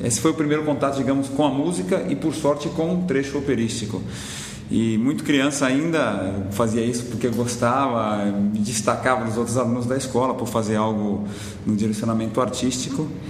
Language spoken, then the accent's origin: Portuguese; Brazil; moved away as an adult; eu saí do Brasil por conta disso, mas o Brasil me deu toda a base para poder sair